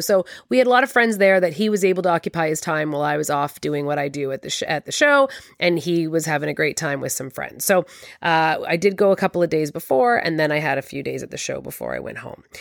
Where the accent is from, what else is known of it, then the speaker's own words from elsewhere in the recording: Toronto, Ontario, Canada; I'm from Toronto